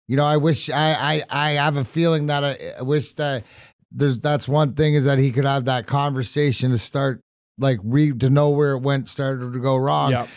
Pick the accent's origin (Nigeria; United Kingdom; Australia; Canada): Canada; Burnaby, British Columbia; now in Michigan, United States; I was born in Burnaby